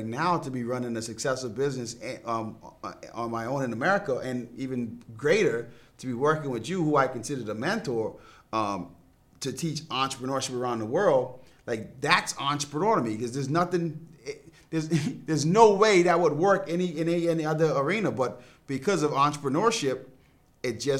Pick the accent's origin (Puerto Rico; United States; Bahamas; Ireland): Bahamas; I grew up in the Bahamas